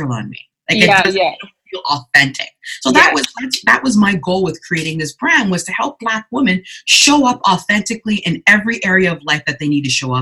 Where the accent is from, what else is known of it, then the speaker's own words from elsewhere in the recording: Canada; also born or lived in Ghana; I was born in Ghana in the 70s, and then came over with my mother in her lap. So she and I journeyed to Canada together